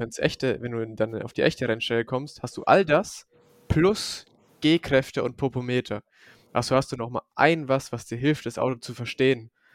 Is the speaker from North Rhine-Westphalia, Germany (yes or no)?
no; Forchheim district, near Bamberg, Franconia, Bavaria, Germany; accent: Franconian; moved away as an adult; now in Munich, Germany; Ich komme eigentlich aus dem Forchheimer Landkreis, da bei Bamberg in der Nähe. Und äh, ja, da bin ich bis vor zwei Jahren mein Leben lang, ja, habe ich da gewohnt